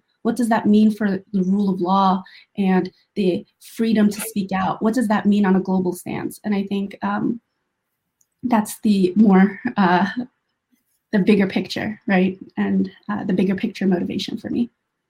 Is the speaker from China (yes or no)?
yes; Xinjiang, China; just being able to hike in my home country, that would be amazing. And then the other aspect of it, of the beauty, is the kindness of Uyghurs.